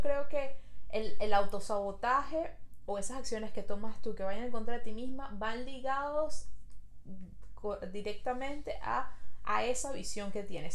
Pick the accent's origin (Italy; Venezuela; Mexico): Venezuela; now in Montreal, Canada